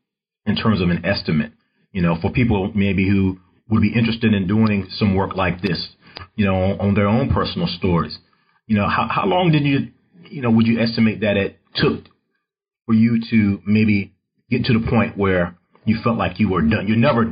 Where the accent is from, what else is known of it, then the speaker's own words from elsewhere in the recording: North Carolina, United States; now in Houston, United States; I'm in Houston, Texas now, but I'm originally from North Carolina. All my growing up years in North Carolina